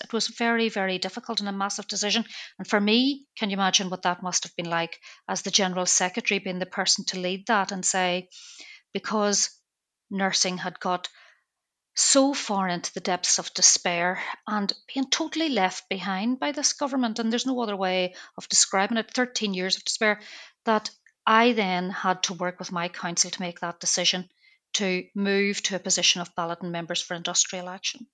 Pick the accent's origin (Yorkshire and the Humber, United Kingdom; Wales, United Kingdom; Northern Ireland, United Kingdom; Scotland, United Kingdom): Northern Ireland, United Kingdom; Belfast; moved away; I'm from Belfast